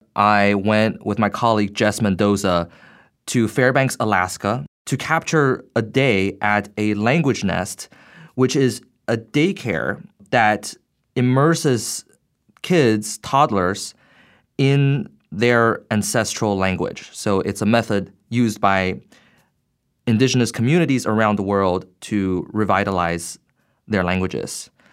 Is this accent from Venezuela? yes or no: no; Beijing, China; moved away as an adult; now in United States; I grew up in Beijing. Uh, at the age of eighteen, I came to the U S for college and grad school